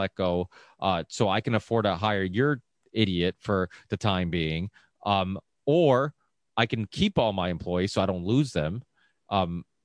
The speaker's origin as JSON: {"language": "English", "town": "Ludlow", "region": "Massachusetts", "country": "United States", "said": "we're from the Ludlow Springfield area"}